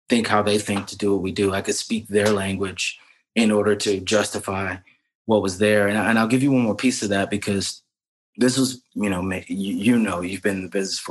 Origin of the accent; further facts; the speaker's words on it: Lexington, South Carolina, United States; moved away as an adult; also born or lived in Hampton, Virginia; now in Brooklyn, United States; I was born and raised in Lexington, South Carolina, a very small town right outside of Columbia, South Carolina